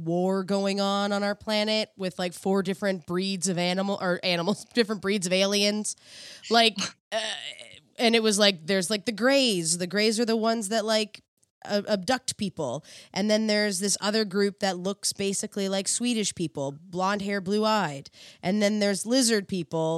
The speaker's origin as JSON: {"language": "English", "region": "East Coast", "country": "Canada", "moved": "yes", "said": "I'm from the East Coast, so the ocean is like feels like home to me"}